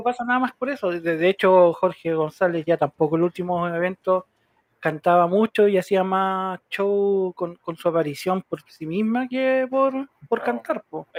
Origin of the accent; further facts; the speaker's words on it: Chile; Aquí en Chile